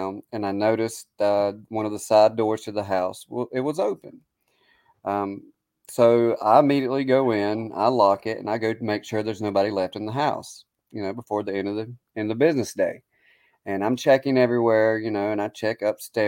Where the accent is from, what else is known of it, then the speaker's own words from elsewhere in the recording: the South, United States; accent: Southern; now in Gettysburg, United States; me being from the South and my accent